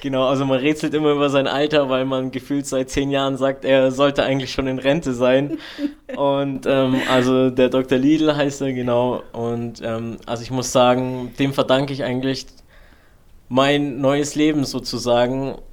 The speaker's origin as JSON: {"language": "German", "region": "Allgäu", "country": "Germany", "said": "hier bei uns im Allgäu"}